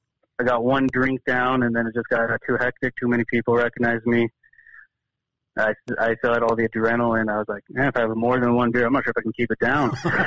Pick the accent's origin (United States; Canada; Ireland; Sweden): United States; Billings, Montana; I'm from Billings.